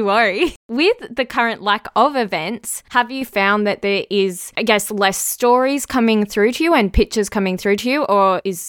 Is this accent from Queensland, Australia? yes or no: no; Melbourne, Victoria, Australia; I'm from Melbourne